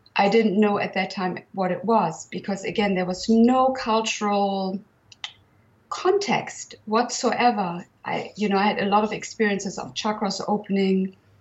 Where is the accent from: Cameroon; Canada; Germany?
Germany; now in Provence, France; I was born in 1966 in Germany